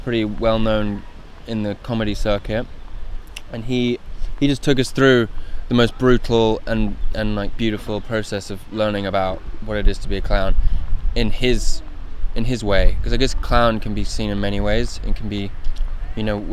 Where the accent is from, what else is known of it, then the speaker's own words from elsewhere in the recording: Guildford, South East England, United Kingdom; I'm from below London, a place called Guildford. That's where I grew up